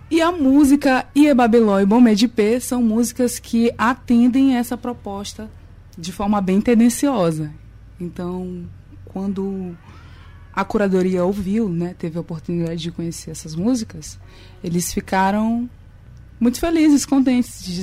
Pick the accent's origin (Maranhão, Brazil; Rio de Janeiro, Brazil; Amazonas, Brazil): Maranhão, Brazil; Nina Rodrigues; Eu sou de Nina Rodrigues, de um povoado chamado Ilha, um povoado bem pequeno. Lá não tem muita estrutura, as casas são de barro